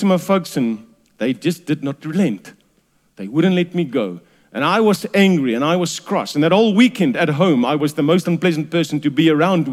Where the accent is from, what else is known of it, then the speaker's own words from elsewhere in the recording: Durban, KwaZulu-Natal, South Africa; I was raised in Durban